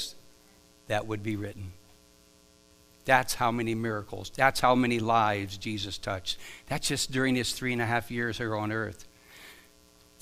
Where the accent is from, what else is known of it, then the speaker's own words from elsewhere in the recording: Stone Creek, Ohio, United States; also born or lived in Akron, Ohio / Dover, Ohio; I was born in Akron, Ohio. I grew up near on a farm near Stone Creek, Ohio, and I've spent most of my adult life in Dover, Ohio.